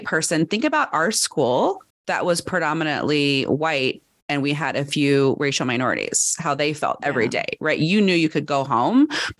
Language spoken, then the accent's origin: English; United States; I'm American